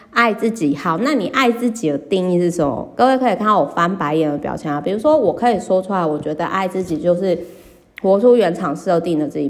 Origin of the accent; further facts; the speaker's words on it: Kaohsiung, Taiwan; 我的老家高雄